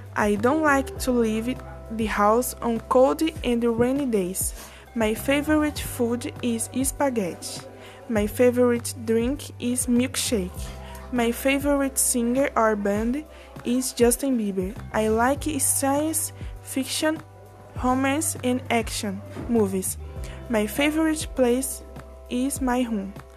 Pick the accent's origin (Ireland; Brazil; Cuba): Brazil; English is a second language; also born or lived in Mogi das Cruzes, São Paulo; I'm from Brazil. I live in Mogi das Cruzes.